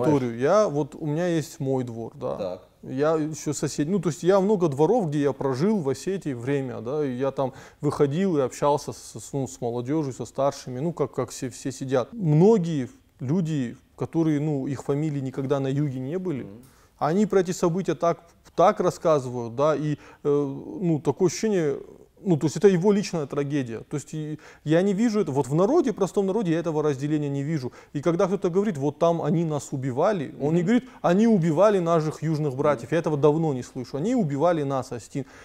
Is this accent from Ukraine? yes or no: no; Tskhinvali, South Ossetia, Georgia; born there; Я тоже родился в Цхинвале, но я все равно... Э, ну, Владикавказ — это мой любимый город.